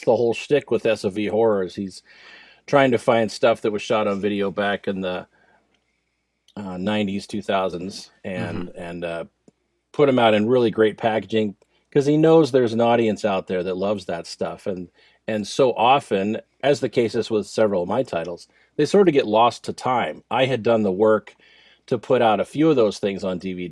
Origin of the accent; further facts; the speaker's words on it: New Jersey, United States; I grew up in New Jersey